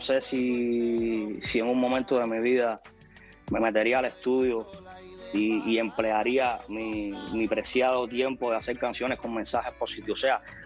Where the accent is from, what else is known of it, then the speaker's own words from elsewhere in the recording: Cuba; en mi país sí existe una dictadura